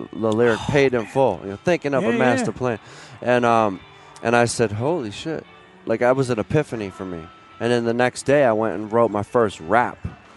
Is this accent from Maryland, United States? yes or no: no; Philadelphia, Pennsylvania, United States; moved away as an adult; now in Boston, United States; growing up in Philly, so I was in the 80s